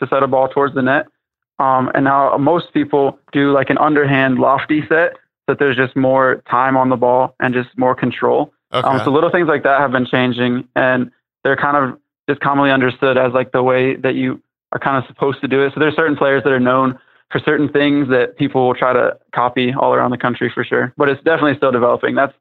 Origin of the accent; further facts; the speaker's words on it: Ohio, United States; I'm from Ohio, so I'm from the Midwest